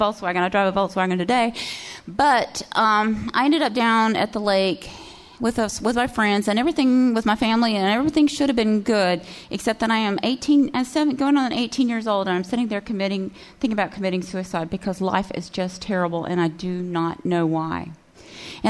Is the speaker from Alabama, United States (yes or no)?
yes; Cullman, Alabama, United States; I am from Cullman. And Cullman, Alabama has like one main feature